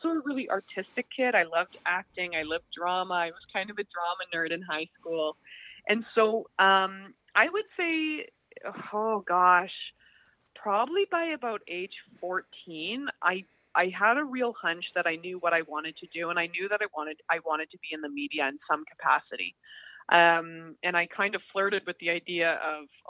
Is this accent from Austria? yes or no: no; Calgary, Alberta, Canada; moved away as an adult; now in Toronto, Canada; I'm from Calgary, so I was very lucky to grow up in a city that had a significant Olympic legacy